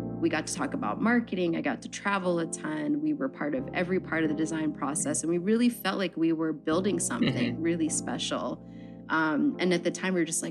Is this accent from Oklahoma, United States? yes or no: no; Philadelphia, Pennsylvania, United States; moved away as an adult; also born or lived in New York; now in Philadelphia, United States; I'm from South Philly